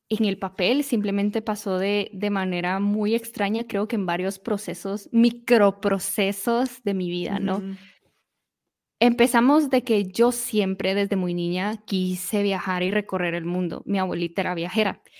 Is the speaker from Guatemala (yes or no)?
yes; Guatemala; ¿Qué es lo que sucedió? En 2018, el volcán explotó en mi país. Fue como a 10